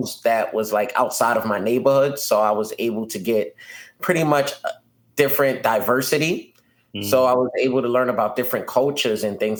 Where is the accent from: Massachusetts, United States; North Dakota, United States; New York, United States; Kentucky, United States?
New York, United States; New York City; I'm born and raised in Brooklyn, New York